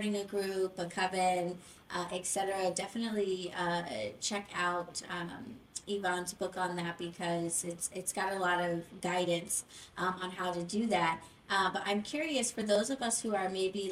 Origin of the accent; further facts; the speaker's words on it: New York City, New York, United States; I'm from the Bronx